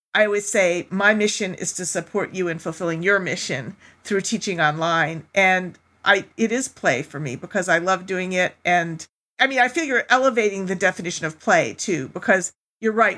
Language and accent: English; New York, United States; also born or lived in Germany / Europe; I grew up most of my life in New York from the age of five on